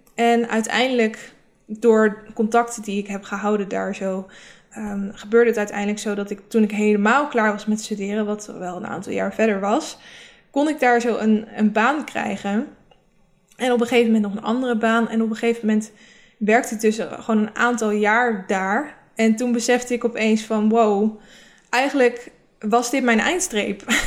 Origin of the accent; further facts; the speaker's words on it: Rotterdam, South Holland, Netherlands; mijn omgeving was ook heel erg, waar ik vandaan kom, is heel erg van niet lullen, maar poetsen. Het is ook echt een beetje omgeving in Rotterdam.